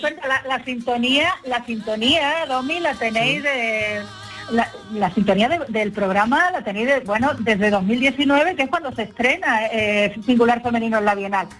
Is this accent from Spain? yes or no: yes; Álora, Andalusia, Spain; aquí en mi pueblo, en Álora